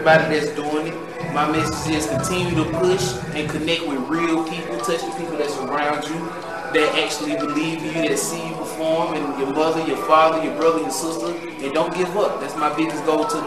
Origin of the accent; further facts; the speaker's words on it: Atlanta, Georgia, United States; I'm from Atlanta, Georgia. I'm from the west side